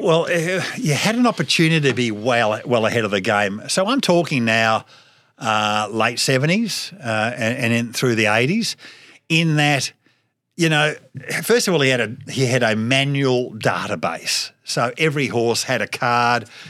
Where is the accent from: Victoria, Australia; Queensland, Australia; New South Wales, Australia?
Victoria, Australia; Melbourne; Scotch College, when I went there, uh, Mel, Cup Day wasn't a public holiday.